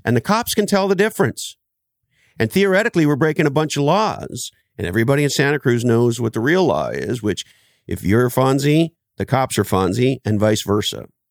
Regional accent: Canada; I grew up in Canada

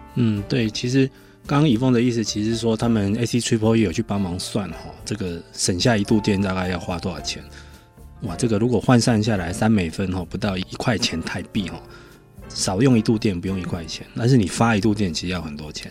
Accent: Taiwan; 我们台湾人

